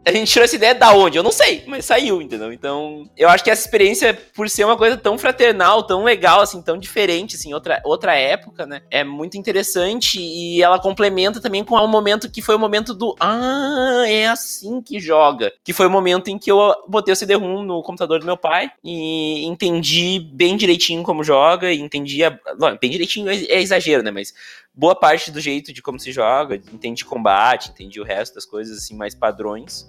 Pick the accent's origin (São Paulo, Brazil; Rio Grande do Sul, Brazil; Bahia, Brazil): Rio Grande do Sul, Brazil; Montenegro; eu me criei e cresci, criado e moro em Montenegro, no Rio Grande do Sul